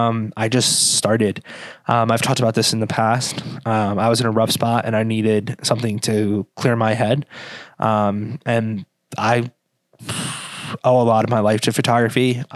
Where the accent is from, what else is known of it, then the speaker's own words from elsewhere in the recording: Ireland; And that could be a little biased because I am Irish. My coworkers like to say that I say I'm Irish a lot.